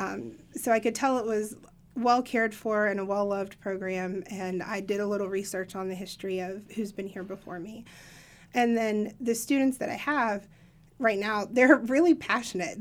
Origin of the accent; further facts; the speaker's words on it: Appalachia, United States; I'm an Appalachian myself